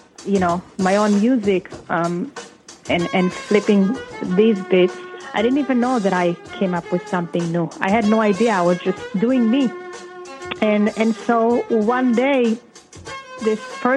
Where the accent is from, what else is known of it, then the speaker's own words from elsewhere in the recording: Israel; English is a second language; moved away as an adult; now in United States; I was kind of a rookie in this country. I came here from Israel. My English was like me no English.